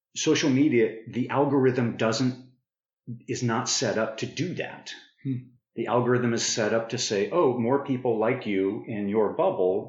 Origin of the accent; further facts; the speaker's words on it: Prescott, Arizona, United States; moved away; I grew up in Prescott, Arizona